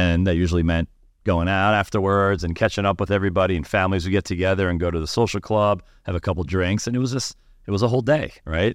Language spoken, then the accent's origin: English; New York City, New York, United States; we grew up in, in Queens, New York